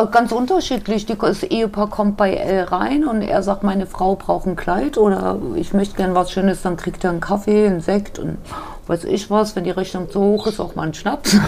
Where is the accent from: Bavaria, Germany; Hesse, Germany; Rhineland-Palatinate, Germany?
Hesse, Germany; Wiesbaden; moved away as an adult; also born or lived in Munich; bin wieder nach Hause gegangen nach zehn Jahren. Ja. Bin als gebürtiges Urgespinst wieder nach Wiesbaden gekommen